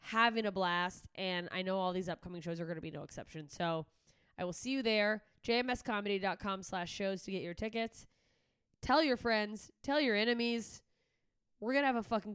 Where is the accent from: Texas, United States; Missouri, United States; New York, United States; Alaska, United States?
Alaska, United States; moved away; also born or lived in Florida; my home state of Alaska